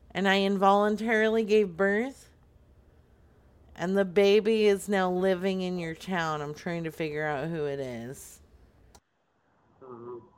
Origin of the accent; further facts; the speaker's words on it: Canada; Because I'm a Canadian.